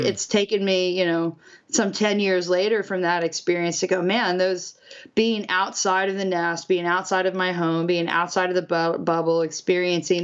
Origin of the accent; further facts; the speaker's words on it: Kansas, United States; moved away; also born or lived in Nashville / Australia; I grew up in Kansas